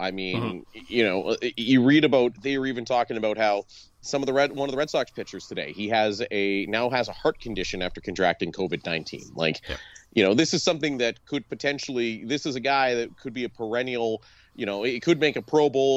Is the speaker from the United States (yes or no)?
no; Canada; I'm Canadian